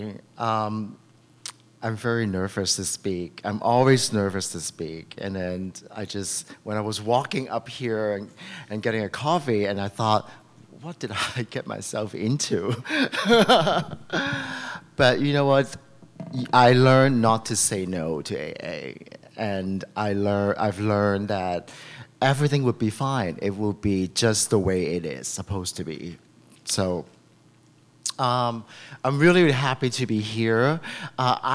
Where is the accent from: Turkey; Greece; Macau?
Macau; now in San Francisco, United States; I was born in Macau